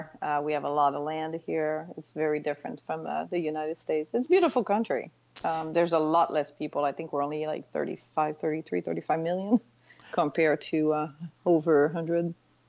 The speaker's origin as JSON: {"language": "English", "town": "Quebec City", "region": "Quebec", "country": "Canada", "tie": "born or raised there", "first_language": "French", "second_language": "English", "said": "I am originally from Quebec City, so I am French Canadian. So my first language is French."}